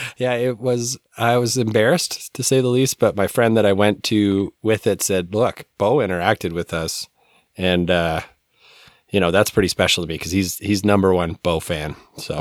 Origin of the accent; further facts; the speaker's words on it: Calgary, Alberta, Canada; when I was growing up in Calgary